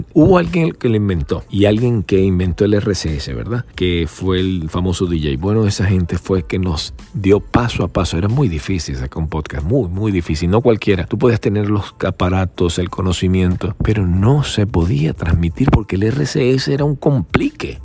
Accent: Valencia, Carabobo, Venezuela; moved away as an adult; now in United States; yo soy de Valencia

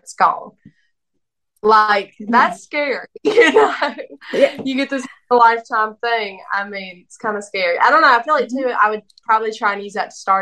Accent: the South, United States; I'm from the South

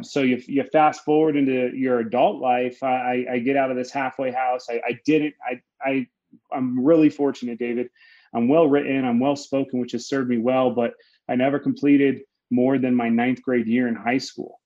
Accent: Denver, Colorado, United States; I'm from Denver, Colorado. That's where I currently reside, where where I, where I was born

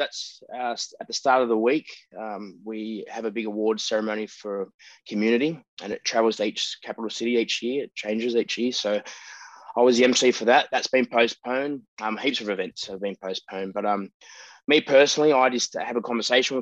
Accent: Sydney, New South Wales, Australia; I'm a proud Wiradjuri man, born and bred on Gadigal country in Woolloomooloo

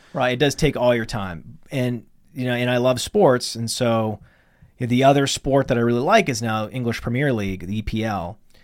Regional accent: Millinocket, Maine, United States; now in Connecticut, United States; when I was growing up in Millinocket, Maine, which is northern Maine

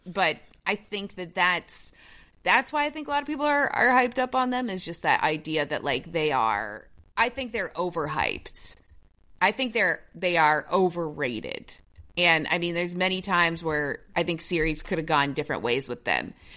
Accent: Toronto, Ontario, Canada; my hometown, Toronto, Ontario

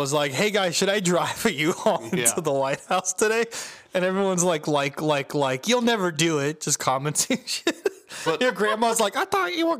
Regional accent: Florida, United States; I am from Florida

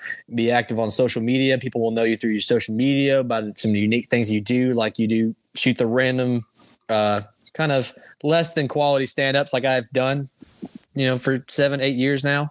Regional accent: Oxford, Mississippi, United States; growing up in Oxford, growing up, going to Ole Miss games

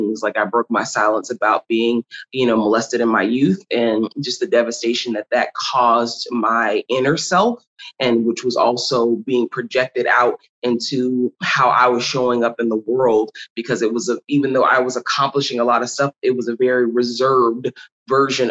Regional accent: Kenner, Louisiana, United States; also born or lived in New Orleans, Louisiana; I'm born and raised in New Orleans, Louisiana, more specifically out of Kenner, Louisiana

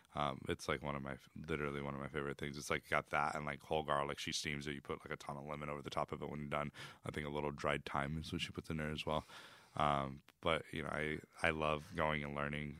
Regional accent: Texas, United States; I was born in Texas

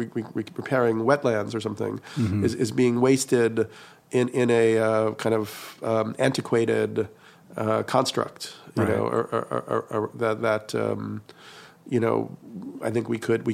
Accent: New York, United States; I grew up in New York and going to the East Village and bars on the weekend

